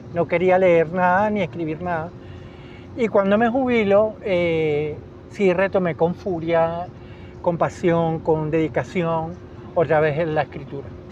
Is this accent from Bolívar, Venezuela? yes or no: no; Caracas, Capital District, Venezuela; Yo nací aquí en Caracas y nací en la clínica Racetti, donde mi papá era médico eh, y vivíamos en Artigas